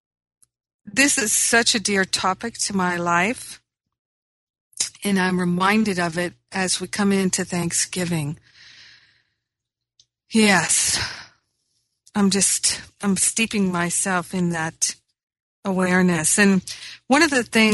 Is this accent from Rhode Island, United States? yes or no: yes; Rhode Island, United States; also born or lived in Michigan / Maine; now in Los Angeles, United States; I grew up in Rhode Island. I grew up in Michigan, where there was a change of seasons